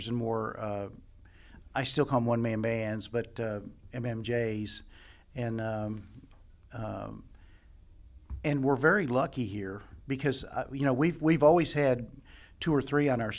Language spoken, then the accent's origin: English; Lexington, United States; I'm from Lexington